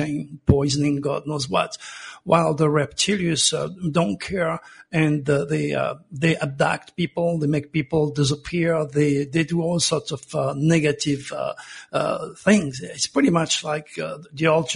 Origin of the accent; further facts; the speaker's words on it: Provence-Alpes-Côte d'Azur, France; now in United States; I was born in Provence